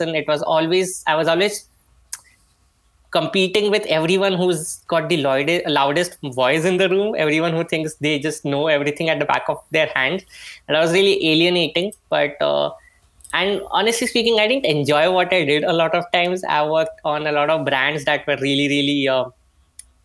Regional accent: Mumbai, Maharashtra, India; I am from Bombay, India

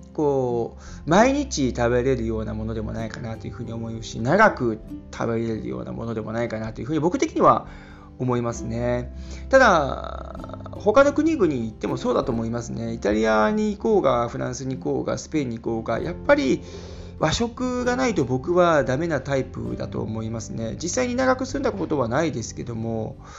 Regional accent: Japan; moved away as an adult; now in Germany; 日本で生まれ育った僕

